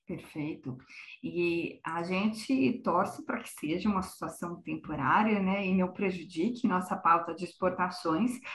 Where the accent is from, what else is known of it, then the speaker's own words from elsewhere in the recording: Brazil; como brasileiros